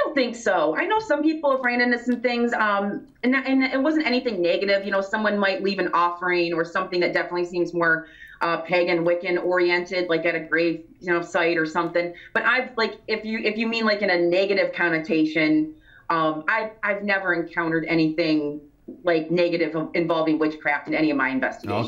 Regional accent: Grand Haven, Michigan, United States; growing up in West Michigan in the Grand Haven area

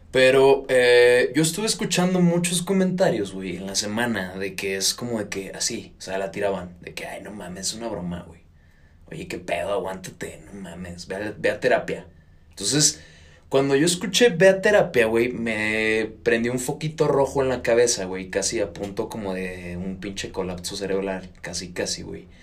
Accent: Mexico; Porque somos mexicanos.

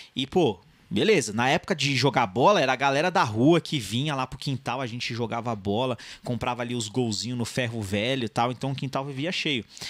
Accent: São Paulo, Brazil; also born or lived in São Bernardo do Campo; eu não nasci no ABC, eu nasci em São Paulo, mas ali divisa com São Bernardo.

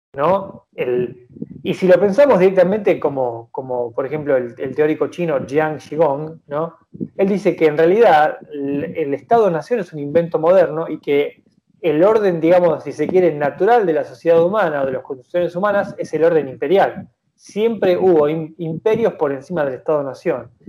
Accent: Argentina; nosotros como argentinos

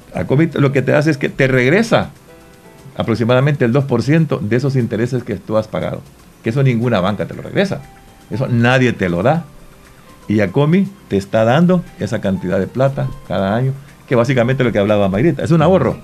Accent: Santa Rosa de Lima, La Unión, El Salvador; yo me siento orgulloso como limeño

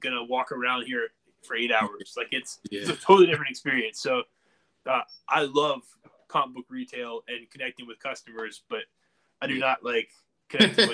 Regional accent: Wilmington, North Carolina, United States; We are from Wilmington, yeah, born and raised

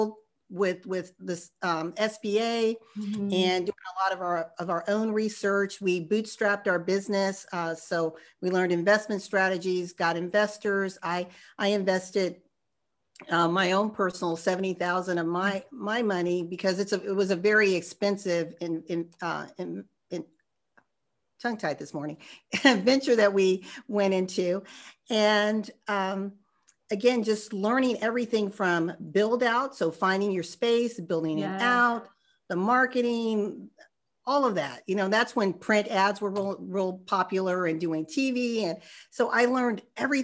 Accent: Arizona, United States; I'm from Arizona

